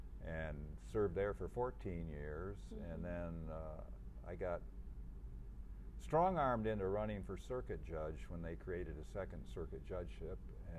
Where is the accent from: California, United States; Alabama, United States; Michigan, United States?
Michigan, United States; Van Buren County.